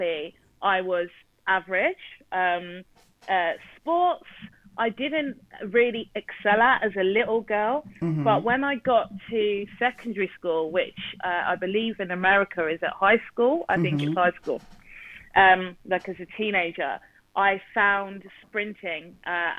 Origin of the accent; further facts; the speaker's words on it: South East England, United Kingdom; England, born and bred from the south of England. So, yeah, just outside London. And I've lived here all my life